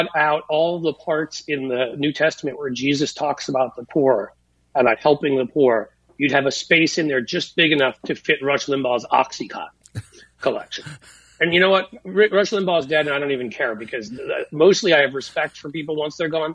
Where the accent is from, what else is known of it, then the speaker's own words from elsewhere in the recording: New York, United States; I went to an Episcopalian school for 10 years, growing up in New York